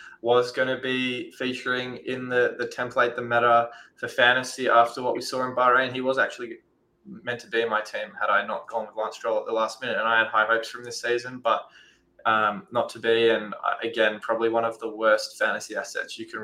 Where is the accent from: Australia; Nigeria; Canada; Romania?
Australia; as an Australian